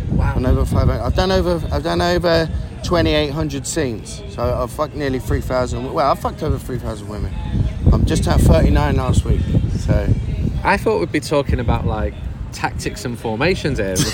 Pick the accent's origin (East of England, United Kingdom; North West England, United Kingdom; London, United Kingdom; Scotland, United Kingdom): London, United Kingdom; moved away as an adult; now in San Diego, United States; Originally from London, mate. Um, I've been out here now for the past 16 years